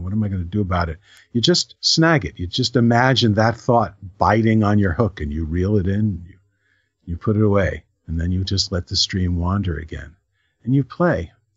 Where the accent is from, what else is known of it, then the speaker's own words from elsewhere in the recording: New Rochelle, New York, United States; When I was a kid, I grew up in New Rochelle in Westchester